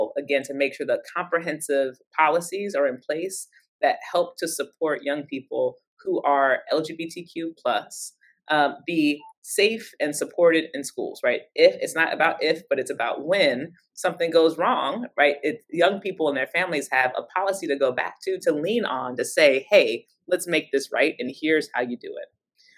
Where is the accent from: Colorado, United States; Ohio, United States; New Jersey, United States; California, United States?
Ohio, United States; Cincinnati; I come from Cincinnati, Ohio